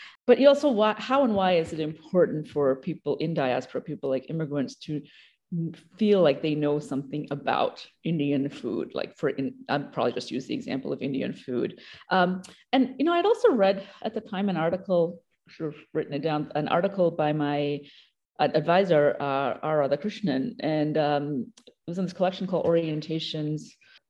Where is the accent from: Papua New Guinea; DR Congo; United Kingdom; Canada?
Papua New Guinea; also born or lived in Australia; it occasionally comes out in my accent here and there. I grew up in Papua New Guinea and Australia.